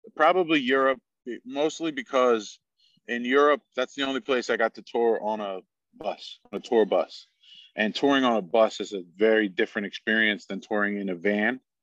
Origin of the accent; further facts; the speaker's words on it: Stroudsburg, Pennsylvania, United States; I grew up in Stroudsburg, Pennsylvania, where I still currently live.